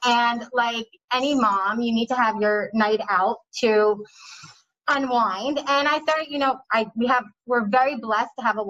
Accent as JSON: {"language": "English", "region": "New Jersey", "country": "United States", "moved": "as an adult", "lives_now": "Miami, United States", "said": "I'm originally from Jersey."}